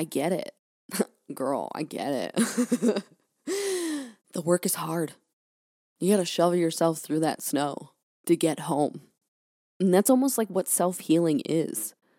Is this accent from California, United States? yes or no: yes; California, United States; now in Maine, United States; I'm from California, born and raised. I've been in Maine for, like, almost 4 years now.